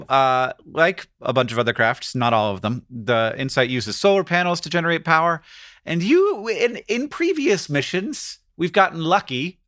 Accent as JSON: {"language": "English", "region": "Florida", "country": "United States", "tie": "born or raised there", "said": "I grew up in Florida"}